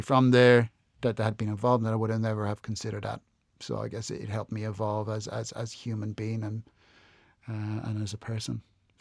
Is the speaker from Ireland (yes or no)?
yes; Ireland; moved away as an adult; also born or lived in Adelaide, Australia; now in Melbourne, Australia; I'm Irish and I'm from the Republic, so the south of Ireland